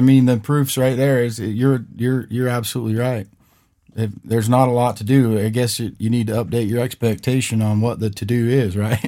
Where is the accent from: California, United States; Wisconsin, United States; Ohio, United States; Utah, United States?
Utah, United States; Vernal; I grew up in Vernal